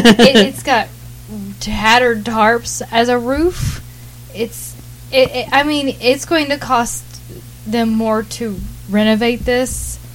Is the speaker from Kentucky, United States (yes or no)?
yes; Southeastern Kentucky, United States; So it's growing up in Eastern Kentucky, which I grew up in, you know, Southeastern Kentucky.